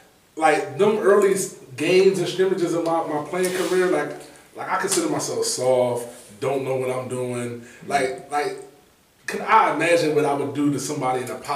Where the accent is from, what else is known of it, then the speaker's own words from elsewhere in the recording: Philadelphia, Pennsylvania, United States; We from South Philly